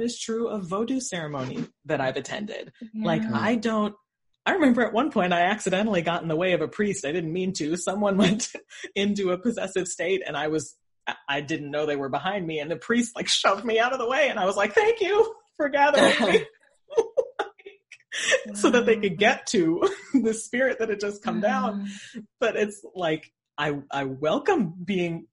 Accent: North Dakota, United States; growing up in North Dakota

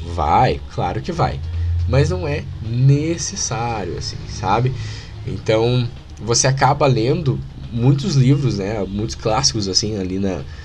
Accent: Paraná, Brazil; accent: Paranaense; paranaense aqui, o sotaque paranaense agora falou alto

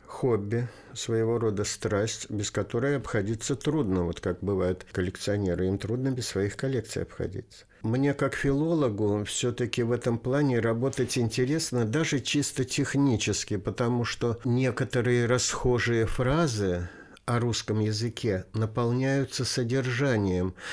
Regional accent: Saratov Oblast, Russia; also born or lived in Tolyatti / Kaliningrad; now in Lipetsk, Russia; Родом я из Куйбышевской области, город Ставрополь, который сейчас называется Тольятти. Потом закончил школу тоже на Волге, но уже в Саратовской области. Потом университет в Калининграде

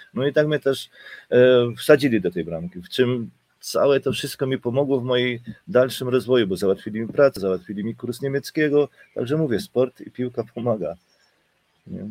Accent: Silesian Voivodeship, Poland; now in Germany; jestem w Niemczech 33 lata a pochodzę w sumie ze Śląska

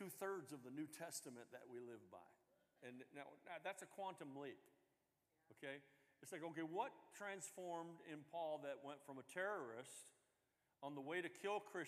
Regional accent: the South, United States; I'm from the South

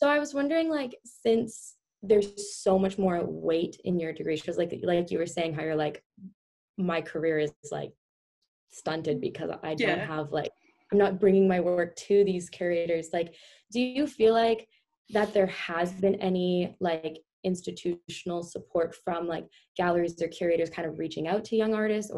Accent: Canada; I'm from Canada

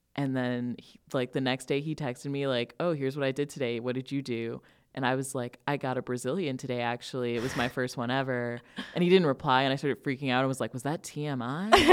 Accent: Northern Illinois, United States; I grew up here in Northern Illinois

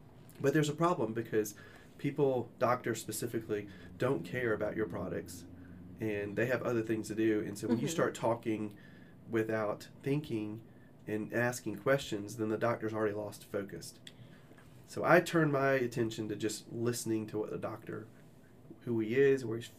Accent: Washington, District of Columbia, United States; also born or lived in South Carolina / Georgia; So I am originally from Washington, D.C. Grew up half my life there, and then the other half in South Carolina and Georgia.

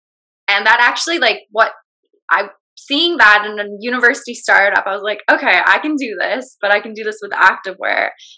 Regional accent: British Columbia, Canada; just growing up on Vancouver Island, we're kind of like deemed as a bunch of hippies.

